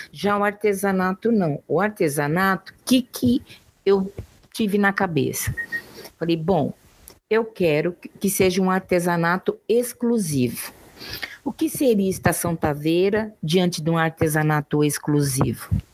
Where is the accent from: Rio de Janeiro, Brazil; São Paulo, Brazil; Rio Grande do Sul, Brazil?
São Paulo, Brazil; Mongaguá; now in Araçatuba, Brazil; Eu sou de Mongaguá, nascida e criada na beira da praia